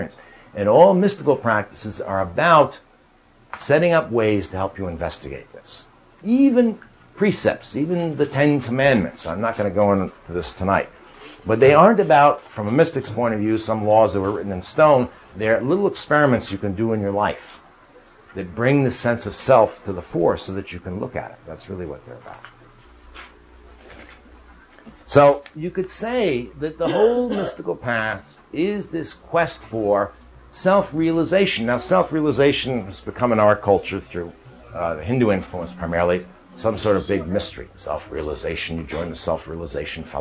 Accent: New York, United States; I grew up in New York.

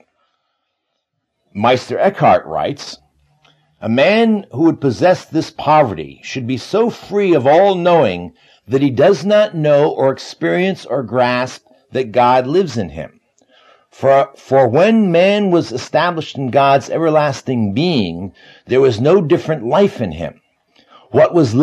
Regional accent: United States; I'm an American

